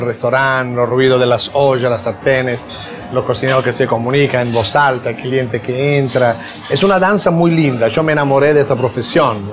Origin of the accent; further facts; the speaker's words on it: Milan, Lombardy, Italy; moved away; also born or lived in Apulia; Yo nací en Milán por cuestión de migración